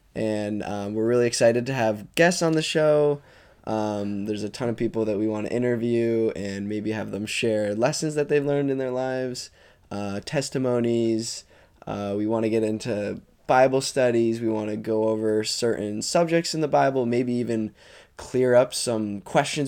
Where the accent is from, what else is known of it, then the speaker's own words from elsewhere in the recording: Jericho, Vermont, United States; I grew up in Jericho, Vermont